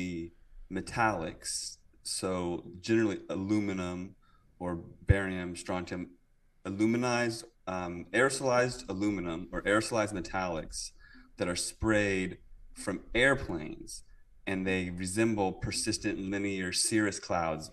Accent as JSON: {"language": "English", "region": "Virginia", "country": "United States", "also_born_or_lived": "California / British Columbia", "moved": "yes", "said": "I'm from Virginia"}